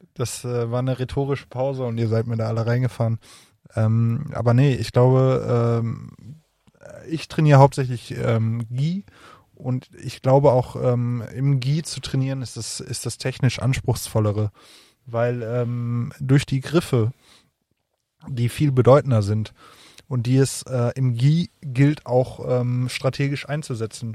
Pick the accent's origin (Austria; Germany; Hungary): Germany; near Bochum, North Rhine-Westphalia; ich komme äh, aus der Nähe von Bochum